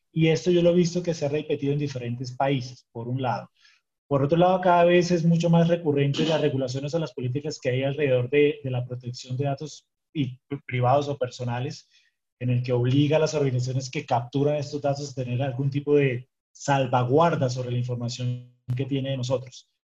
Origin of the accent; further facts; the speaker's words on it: Colombia; en mi país, en Colombia